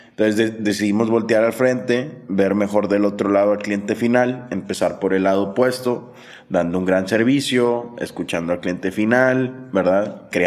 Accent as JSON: {"language": "Spanish", "region": "Sonora", "country": "Mexico", "tie": "born there", "said": "Yo, yo nací en Sonora"}